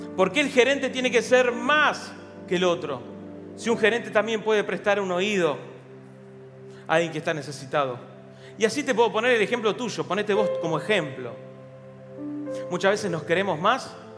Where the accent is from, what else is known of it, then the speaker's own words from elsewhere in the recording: Buenos Aires, Argentina; ¿Vivimos en la Argentina? Sí. ¿Somos de Capital Federal? Sí.